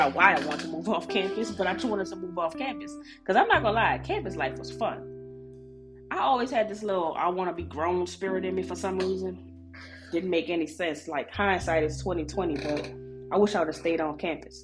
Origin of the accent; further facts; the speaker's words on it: New Orleans, Louisiana, United States; I'm from New Orleans